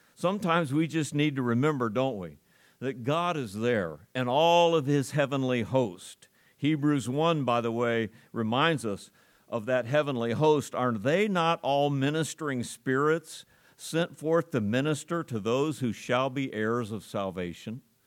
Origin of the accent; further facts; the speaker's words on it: United States; As an American